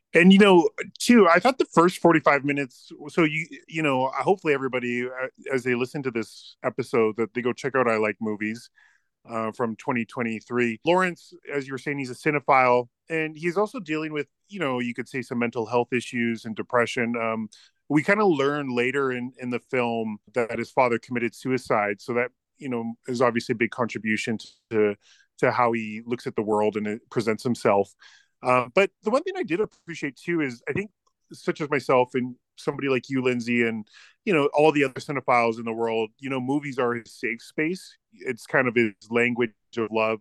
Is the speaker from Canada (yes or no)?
yes; Canada